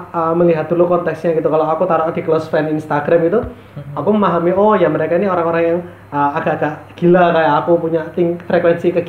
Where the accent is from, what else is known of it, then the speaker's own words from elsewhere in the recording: Surabaya, East Java, Indonesia; Saya saya diam sebagai orang Surabaya.